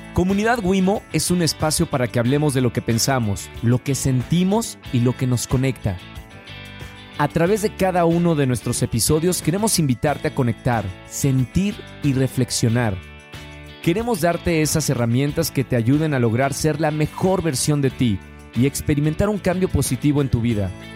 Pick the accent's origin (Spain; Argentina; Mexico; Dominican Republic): Mexico; Monterrey, Nuevo León; Todo empieza en Monterrey, Nuevo León. Los dos somos regios